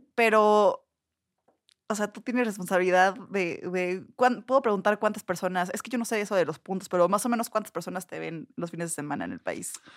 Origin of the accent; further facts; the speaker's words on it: Puebla, Mexico; moved away as an adult; also born or lived in Cholula; now in Mexico City, Mexico; soy de Puebla, tiene poco que vine a vivir aquí a Ciudad de México